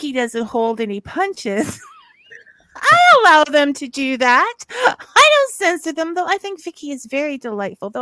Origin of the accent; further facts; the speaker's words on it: Southern Ontario, Canada; I grew up in Southern Ontario